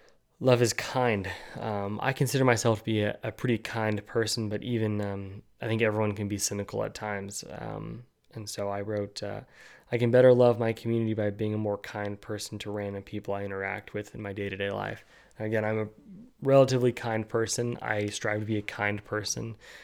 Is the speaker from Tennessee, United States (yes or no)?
no; California, United States; also born or lived in New Guinea; I was born in California. I moved to New Guinea. She moved to Florida, then to, you know, a very conservative area of Northeast Pennsylvania. I lived in the very liberal state of California.